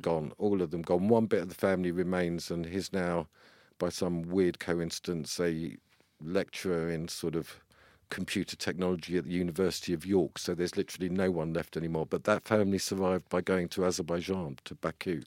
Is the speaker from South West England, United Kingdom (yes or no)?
no; London, United Kingdom; also born or lived in Walthamstow, London; I was brought up in Palmer's Green. So we moved to the North Circular. I was born in Walthamstow